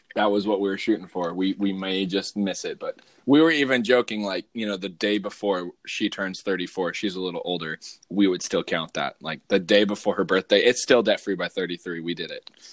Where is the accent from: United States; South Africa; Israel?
United States; Southwest; also born or lived in Northwest US; now in Northwest, United States; I, grew up in the Southwest where avocados were readily available